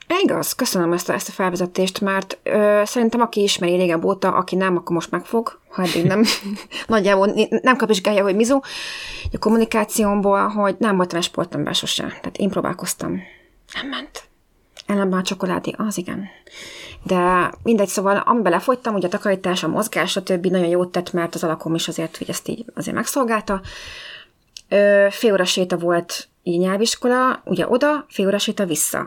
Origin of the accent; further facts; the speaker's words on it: Hungary; moved away as an adult; also born or lived in London; én, mint magyarként, nagyon ritka m-, voltam, mint a fehér holló ebben az iskolában